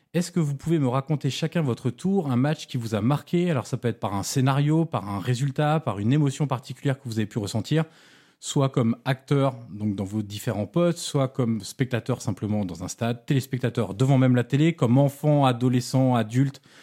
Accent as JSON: {"language": "French", "town": "Auxerre", "region": "Bourgogne-Franche-Comté", "country": "France", "said": "je suis originaire d'Auxerre"}